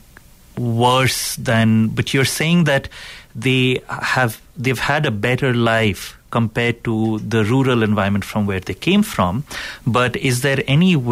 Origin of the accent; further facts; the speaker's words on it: India; being Indian myself, being in India during the IT boom